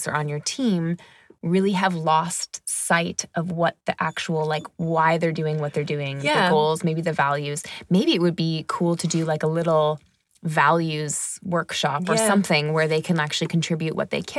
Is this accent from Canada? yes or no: yes; Canada; moved away; As a Canadian who comes from a really sunny place